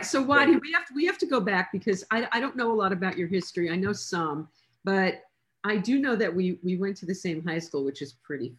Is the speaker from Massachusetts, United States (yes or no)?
no; New York City, New York, United States; I'm a Bronx girl originally.